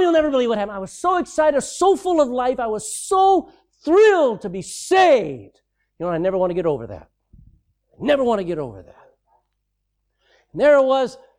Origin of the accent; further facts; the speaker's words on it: Texas, United States; I'm a Texan